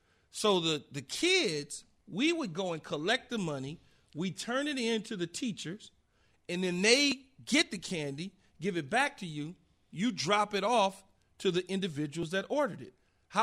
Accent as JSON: {"language": "English", "town": "Los Angeles", "region": "California", "country": "United States", "tie": "born or raised there", "said": "I grew up in South Central L.A."}